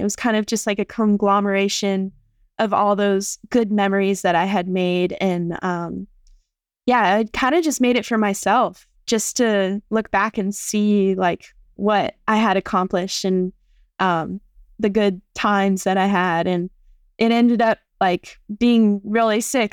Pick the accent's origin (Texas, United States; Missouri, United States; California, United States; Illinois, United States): California, United States; San Clemente; moved away as an adult; also born or lived in Wailua, Hawaii; now in Oahu, United States; I've, um, lived in San Clemente almost my whole life. Originally, I am from Wailua, just here in Hawaii, um, and I moved over to San Clemente when I was around six years old. and I've lived there since